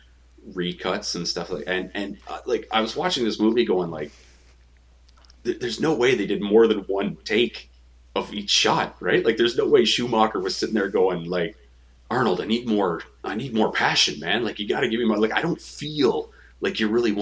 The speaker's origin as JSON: {"language": "English", "country": "Canada", "said": "as a Canadian, and as a Canadian who likes both sports and comics"}